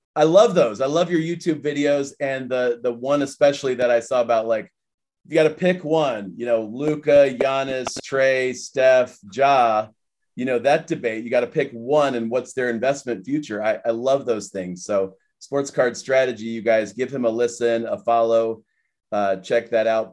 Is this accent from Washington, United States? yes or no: no; Akron, Ohio, United States; I'm a kid from Akron